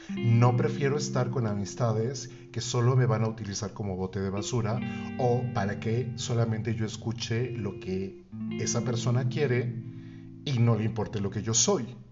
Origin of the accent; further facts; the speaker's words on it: Mexico City, Mexico; Cuando regreso a mi ciudad natal, regreso a la Ciudad de México